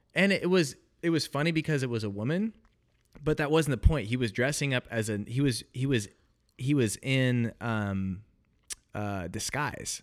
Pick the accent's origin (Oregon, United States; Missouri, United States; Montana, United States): Oregon, United States; moved away as an adult; also born or lived in Illinois; I grew up in Oregon, went to college, uh, in Illinois